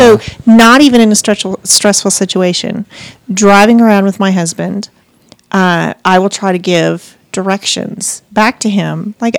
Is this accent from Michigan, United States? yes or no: no; Missoula, Montana, United States; that's basically my hometown within a few miles.